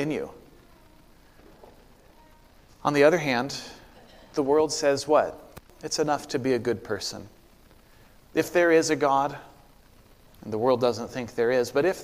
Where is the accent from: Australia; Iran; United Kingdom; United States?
United States; Corvallis, Oregon; moved away; my hometown of Corvallis, Oregon